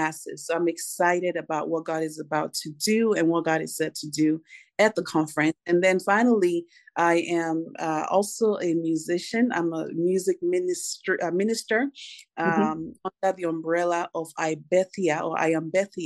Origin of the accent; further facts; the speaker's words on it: Nigeria; now in Nashville, United States; I'm originally from Nigeria. So I'm blessed to be residing currently in the U.S., in the great state of Nashville, Tennessee